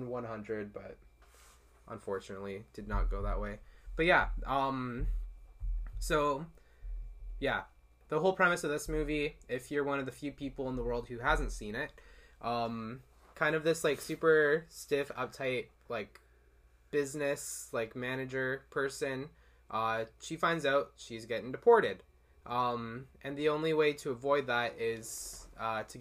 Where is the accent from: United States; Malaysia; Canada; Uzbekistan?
Canada; Winnipeg, Manitoba; moved away; I'm originally from Winnipeg, Manitoba in Canada